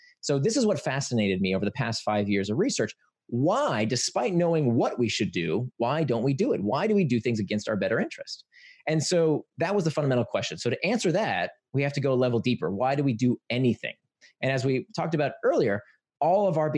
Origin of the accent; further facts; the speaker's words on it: Florida, United States; I grew up in Florida, so we were always at the swimming pool